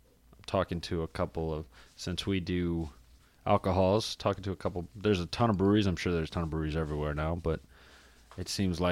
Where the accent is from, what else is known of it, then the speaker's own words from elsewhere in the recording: North Carolina, United States; I'm from North Carolina too, though.